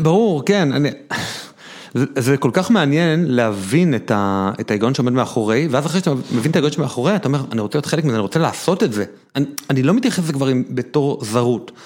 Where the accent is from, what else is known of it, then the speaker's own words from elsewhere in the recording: Neve Monosson, Central District, Israel; אני גדלתי בבית חילוני כזה קצת מיוחד, שהיה בבית כנסת בנווה מונוסון איפה שגדלתי